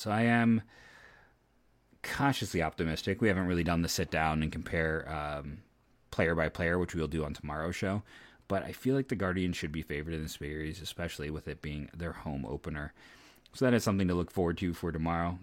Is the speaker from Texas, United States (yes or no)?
no; Ohio, United States; born and raised in Ohio